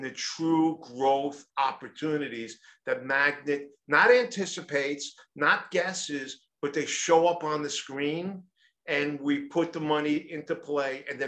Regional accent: New York City, New York, United States; I'm from New York City.

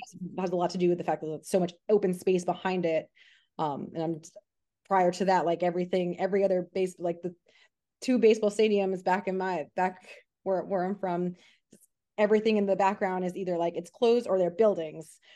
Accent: New York City, New York, United States; moved away as an adult; now in Los Angeles, United States; I grew up in Queens, New York.

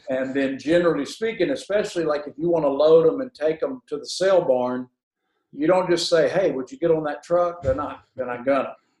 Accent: Huntsville, Alabama, United States; I grew up in Huntsville, Alabama

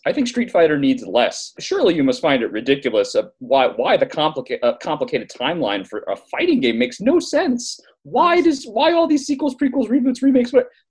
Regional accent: Miami, Florida, United States; born there; I was born in Miami. I didn't stay.

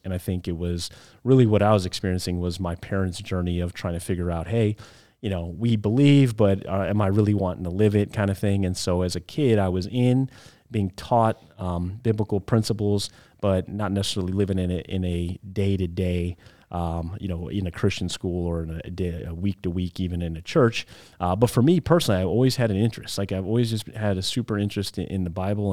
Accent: Waukegan, Illinois, United States; moved away as an adult; also born or lived in Denver area, Colorado / Chicago, Illinois; I was born in Waukegan, Illinois, right there in the Illinois, Wisconsin border

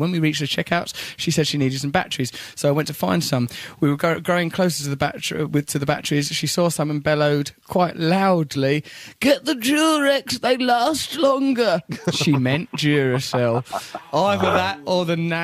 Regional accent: Essex, East of England, United Kingdom; I'm from Essex

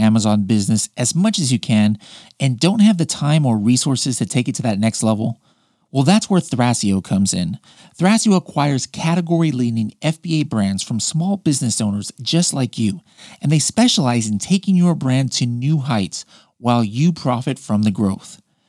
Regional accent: Oceanside, California, United States; he found out that I came from Oceanside, California originally. He's like, "Oh, what high school did you go to?" I'm like, "Oh, El Camino."

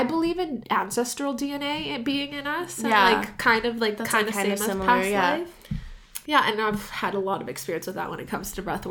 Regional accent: San Diego, California, United States; born there; I was born in San Diego.

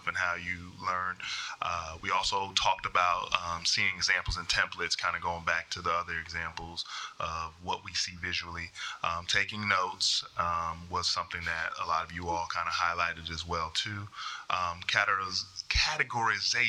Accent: North Carolina, United States; I'm from North Carolina

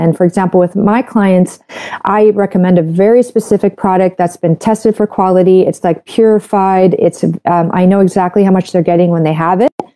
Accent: Canada; I'm a Canadian medical doctor

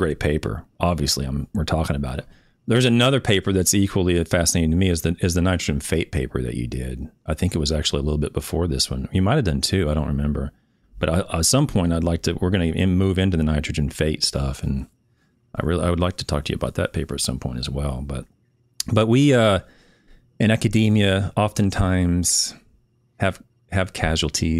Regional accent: Shawnee, Oklahoma, United States; I'm from Oklahoma. So my hometown is Shawnee.

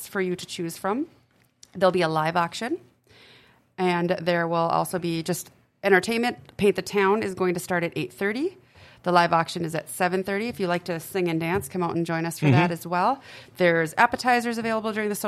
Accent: Grand Forks, North Dakota, United States; I am born and raised in Grand Forks.

